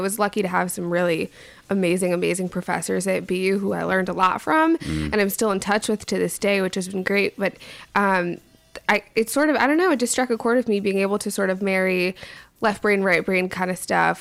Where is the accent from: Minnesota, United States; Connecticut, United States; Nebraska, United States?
Connecticut, United States; Rocky Hill; moved away; also born or lived in Boston, Massachusetts; I grew up in Connecticut in Rocky Hill, which is a super small town